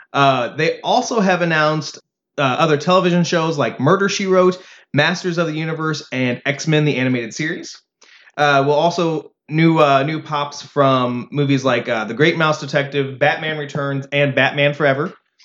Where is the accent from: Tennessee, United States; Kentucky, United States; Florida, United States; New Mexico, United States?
Kentucky, United States